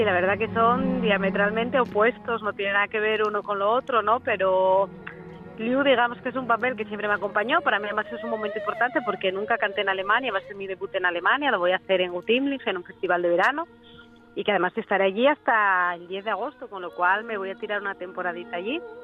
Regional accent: southern Asturias, Spain; yo soy del sur de Asturias, pero ahora tengo que ser del sur de España.

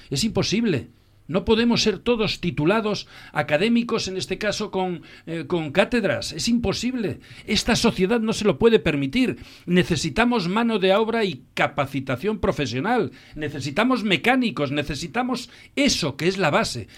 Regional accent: Asturias, Spain; como éramos asturianos

